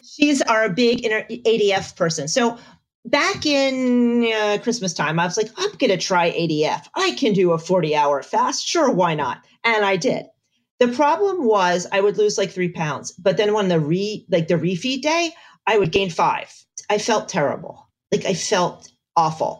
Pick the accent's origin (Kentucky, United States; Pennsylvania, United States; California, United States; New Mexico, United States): Pennsylvania, United States; Bethlehem; moved away as an adult; also born or lived in Augusta, Georgia; we retired from the army and we moved back to Pennsylvania. I am from Bethlehem